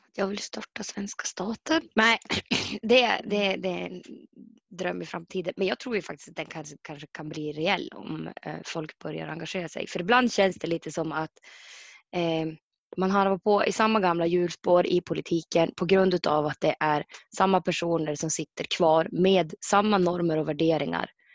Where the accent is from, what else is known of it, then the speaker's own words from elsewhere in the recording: Mittådalen, Jämtland, Sweden; från Mittedalen, bor, och, bor i Mittedalen